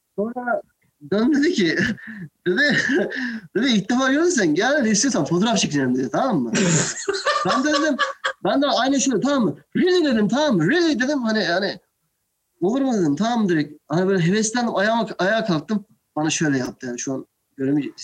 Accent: Turkey; moved away as an adult; also born or lived in Buffalo, United States / New York, United States; Aslen ben Türk'üm

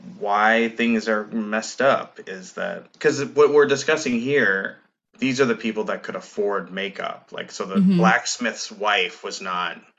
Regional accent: Minnesota, United States; growing up in Minnesota

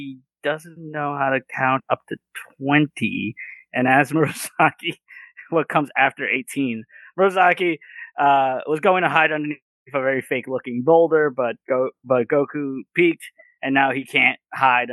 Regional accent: New York City, New York, United States; growing up in the Bronx

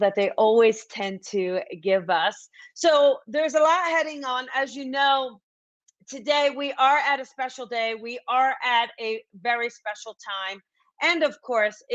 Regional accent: New Jersey, United States; moved away; New Jersey, my hometown

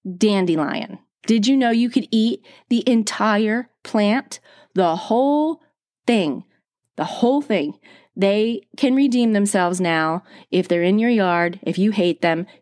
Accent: East Coast of New Jersey, United States; I grew up on the East Coast of New Jersey.

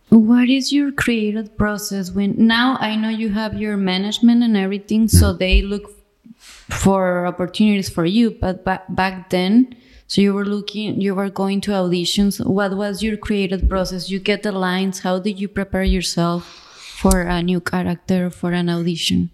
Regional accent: Tijuana, Baja California, Mexico; I'm from Tijuana

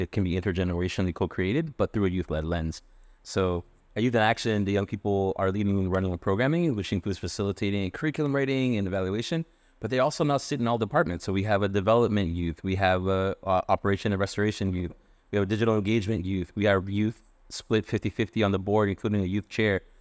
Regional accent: Worcester, Massachusetts, United States; moved away as an adult; now in Providence, United States; I was born in Worcester

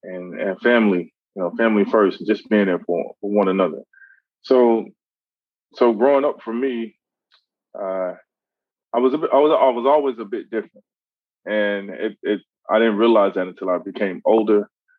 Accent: Mississippi, United States; also born or lived in Louisiana / Houston, Texas; growing up in Mississippi, and then from Mississippi to Louisiana, then from Louisiana to Texas, Houston, Texas.

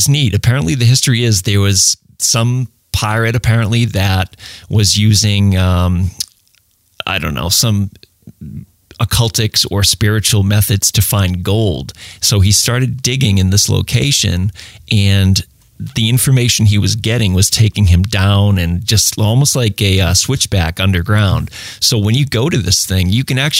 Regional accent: Lynn, Massachusetts, United States; now in New Hampshire, United States; I'm from Lynn. I grew up in Lynn, went to high school there

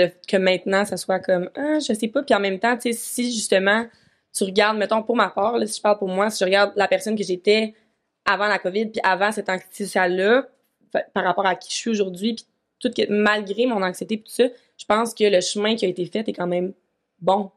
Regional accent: Vaudreuil-Dorion, Quebec, Canada; also born or lived in Montreal; now in Sherbrooke, Canada; je suis retournée dans ma vie natale à Vaudreuil pendant comme six mois

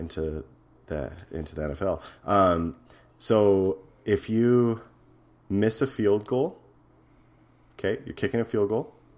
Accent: Edmonton, Alberta, Canada; my hometown, Edmonton

